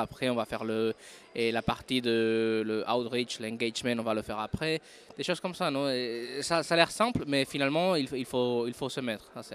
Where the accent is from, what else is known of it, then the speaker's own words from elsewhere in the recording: Madrid, Community of Madrid, Spain; French is a second language; moved away; also born or lived in France; Je suis de Madrid, oui, je suis espagnol, mais j'ai vécu quelques temps en France, en fait. C'est pour ça que le français, c'est ma deuxième langue